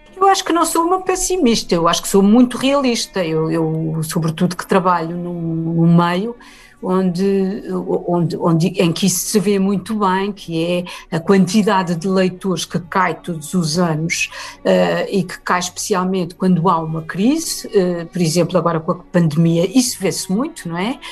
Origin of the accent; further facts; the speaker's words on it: Portugal; no país onde cresci